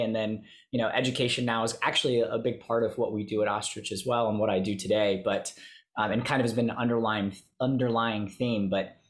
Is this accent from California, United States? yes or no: no; Alabama, United States; also born or lived in Florida / Thailand; now in Queens, New York, United States; I currently am living in Queens, New York, but I'm originally from Alabama, grew up there, went to school in Florida, spent a year in Thailand teaching English to the State Department, lived in Florida again for a little while, and then finally have landed up here.